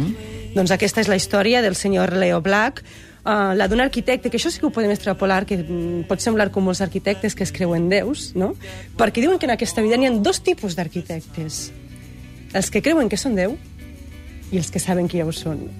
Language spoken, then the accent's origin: Catalan; Pego, Valencian Community, Spain